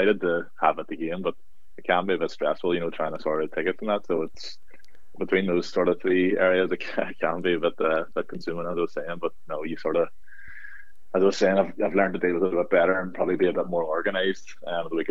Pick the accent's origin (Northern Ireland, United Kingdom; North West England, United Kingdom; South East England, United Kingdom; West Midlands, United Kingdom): Northern Ireland, United Kingdom; Castlederg; I'm from Castlegar originally, and that's Derghview, sort of the local team there. So I would have grew up following them